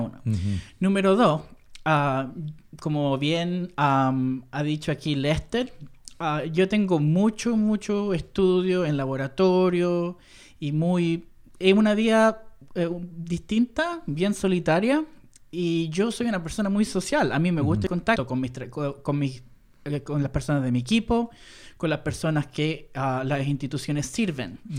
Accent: Chile; moved away; el hombre chileno de Entre Hermanos, ese soy yo

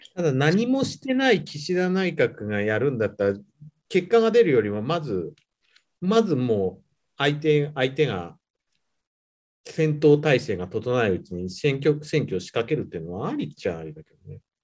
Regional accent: Nagano, Japan; born or raised there; moved away as an adult; also born or lived in Kyoto / Nagoya

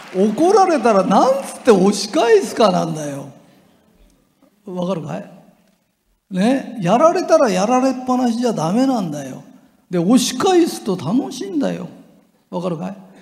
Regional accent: Japan; 俺が日本人だと分かると

